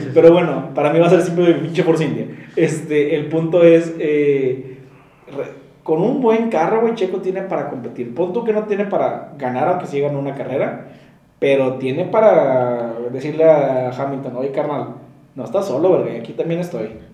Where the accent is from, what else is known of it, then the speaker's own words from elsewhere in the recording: Monterrey, Nuevo León, Mexico; Somos dos chavos regios